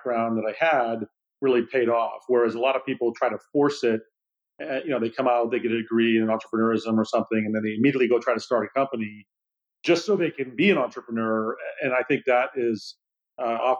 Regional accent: Silicon Valley, California, United States; also born or lived in Boston; growing up in the Silicon Valley

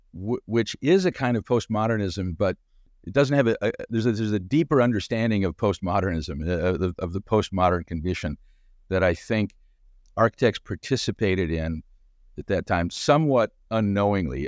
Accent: Southern California, United States; moved away as an adult; also born or lived in Chicago; I'm from Chicago originally, but moved to the West Coast when I was six years old, and, and so grew up in Southern California

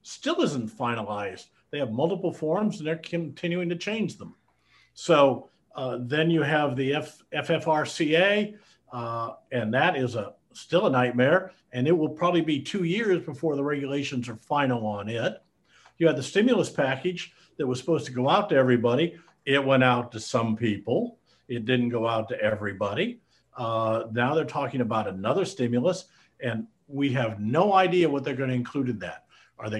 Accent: Iowa, United States; moved away as an adult; also born or lived in Denton, Texas; I'm a Midwestern boy. I grew up in Iowa.

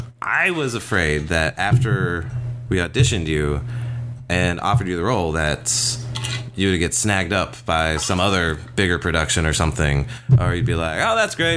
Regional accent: North Carolina, United States; moved away as an adult; also born or lived in Arkansas / Georgia; now in Hawaii, United States; I'm originally from the East Coast, North Carolina.

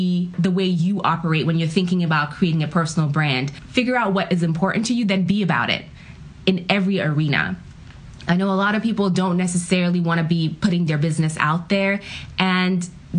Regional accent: Ghana; now in United States; My family is an immigrant family. I'm from Ghana, West Africa. And so when we first moved to the U.S., really your mindset is you got to succeed.

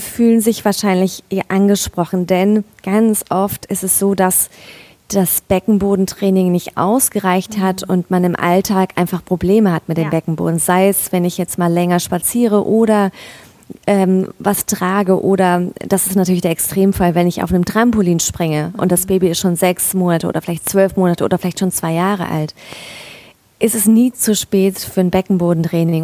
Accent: Mainz, Rhineland-Palatinate, Germany; moved away as an adult; also born or lived in northern Black Forest; now in Black Forest, Germany; ursprünglich komme ich aus Mainz

